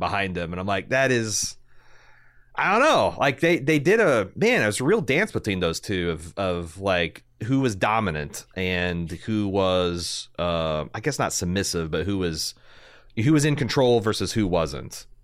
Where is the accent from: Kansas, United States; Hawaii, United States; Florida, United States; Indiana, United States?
Indiana, United States; I'm a kid from Indiana